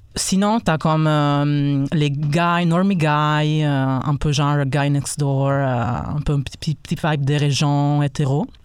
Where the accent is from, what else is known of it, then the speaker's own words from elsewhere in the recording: Italy; first language Italian; French is a second language; now in Quebec, Canada; je suis italien